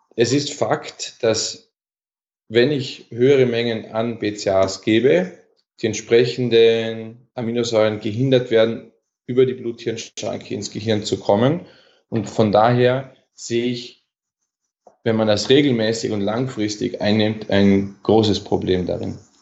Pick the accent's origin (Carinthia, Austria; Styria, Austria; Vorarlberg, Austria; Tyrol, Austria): Vorarlberg, Austria; Bregenzerwald; bei uns im Bregenzer Wald, wo ich herkomme